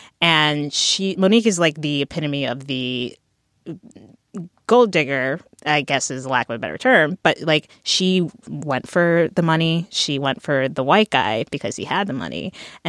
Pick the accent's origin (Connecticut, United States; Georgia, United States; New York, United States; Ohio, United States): Connecticut, United States; because I'm not from the South and it's like a very Southern Black thing. I'm from Connecticut